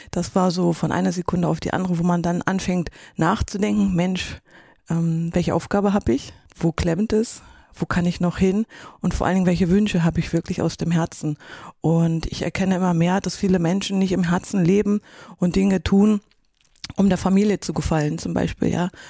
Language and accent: German; Erfurt, Thuringia, Germany; born there; now in Kühlungsborn, Germany; Gebürtig bin ich aus Erfurt, eine Puffbohne, sagte man in der ehemaligen